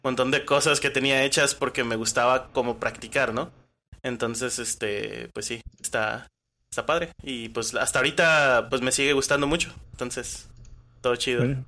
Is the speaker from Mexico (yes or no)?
yes; Colima, Mexico; soy de aquí de Colima